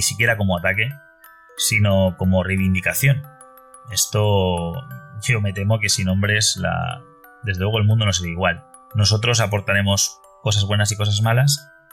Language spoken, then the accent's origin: Spanish; Valencia, Valencian Community, Spain; Yo soy de Valencia, eh, España, Valencia capital.